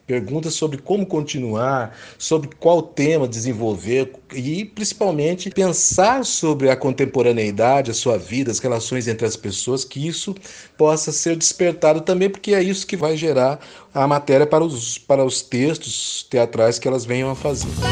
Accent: Londrina, Paraná, Brazil; eu sou londrinense

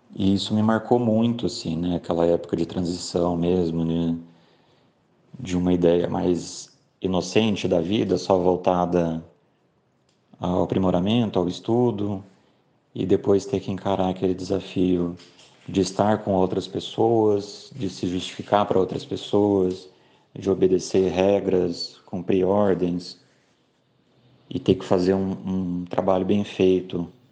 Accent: São José do Rio Preto, São Paulo, Brazil; moved away as an adult; now in Londrina, Brazil; eu sou de São José do Rio Preto, em São Paulo, mas moro em Londrina desde 2007

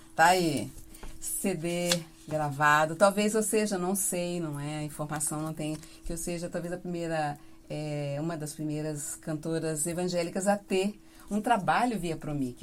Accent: Mamborê, Paraná, Brazil; now in Londrina, Brazil; Mamborê, próximo a Campo Mourão. Sim. Nascida e criada por lá.

